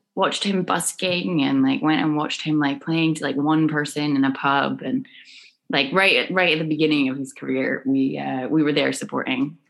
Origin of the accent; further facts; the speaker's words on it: Scone, Scotland, United Kingdom; I grew up in a tiny village in Scotland called Skoon